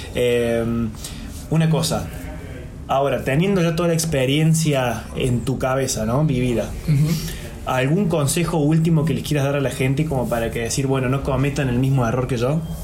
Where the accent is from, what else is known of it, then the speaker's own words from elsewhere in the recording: Argentina; nosotros somos argentinos